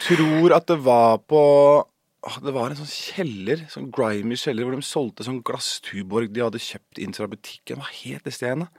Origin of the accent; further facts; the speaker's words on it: Horten, Vestfold, Norway; Vi er fra Horten